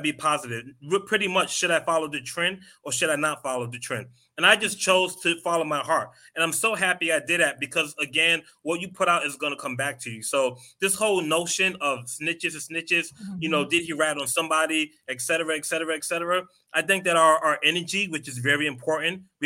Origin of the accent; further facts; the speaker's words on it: New York, United States; moved away; also born or lived in Queens / Atlanta / Philadelphia; I'm from New York, lived in Queens, lived in Atlanta